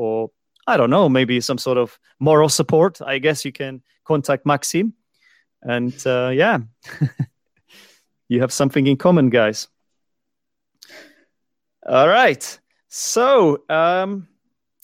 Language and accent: English; Czechia; one of them is my own country, the Czech Republic